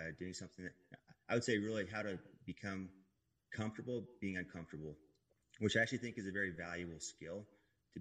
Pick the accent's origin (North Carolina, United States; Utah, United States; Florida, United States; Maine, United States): Utah, United States; Manti; I grew up in Utah, a little town called Manti.